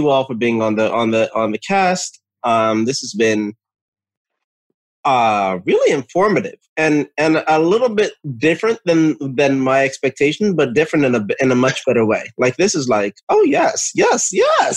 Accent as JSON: {"language": "English", "region": "New Jersey", "country": "United States", "tie": "born or raised there", "said": "I grew up in Jersey, so I know what a ShopRite is"}